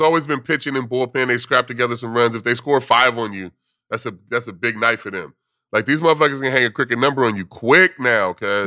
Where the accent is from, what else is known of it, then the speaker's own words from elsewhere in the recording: West Coast, United States; moved away; growing up on the West Coast